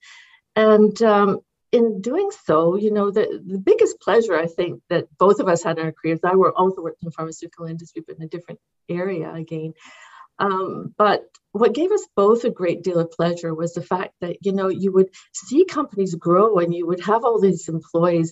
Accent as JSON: {"language": "English", "town": "London", "region": "Ontario", "country": "Canada", "tie": "born or raised there", "also_born_or_lived": "United Kingdom", "said": "I was 3 years old when we came to Ontario, and that's where I grew up in London, Ontario"}